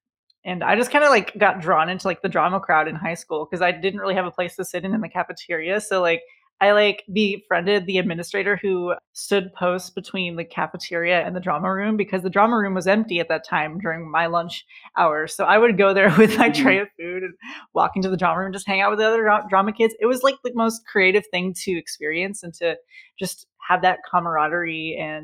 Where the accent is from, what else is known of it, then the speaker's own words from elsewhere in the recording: St. Louis, Missouri, United States; the Muni in St. Louis, where I grew up in Forest Park